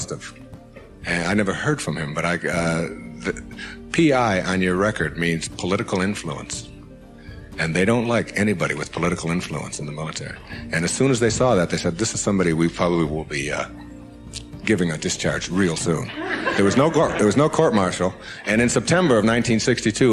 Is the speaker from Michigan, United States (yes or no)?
yes; Detroit, Michigan, United States; my hometown was Detroit